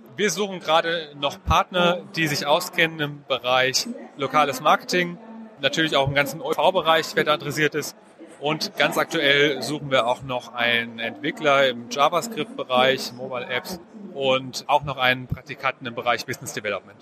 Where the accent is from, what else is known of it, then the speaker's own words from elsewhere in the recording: Frankfurt, Hesse, Germany; also born or lived in Darmstadt; Ich komme aus Frankfurt